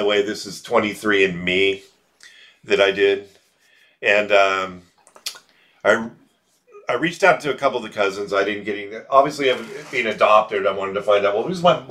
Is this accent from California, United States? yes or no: yes; Bay Area, California, United States; Bill and I grew up together in the Bay Area